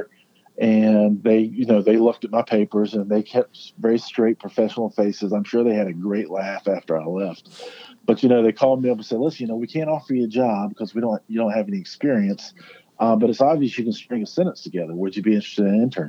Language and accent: English; Richlands, North Carolina, United States; I happened to be back in my hometown, near Jacksonville, North Carolina. I grew up in a little town, Richlands, North Carolina.